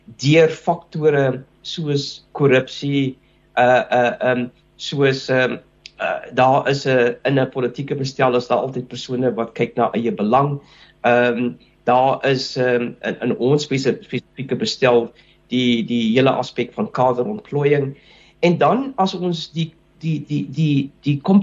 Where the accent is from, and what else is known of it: South Africa